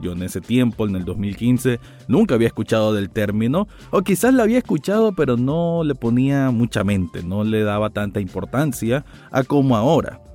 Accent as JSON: {"language": "Spanish", "country": "Nicaragua", "tie": "born or raised there", "said": "mi país natal, que es Nicaragua"}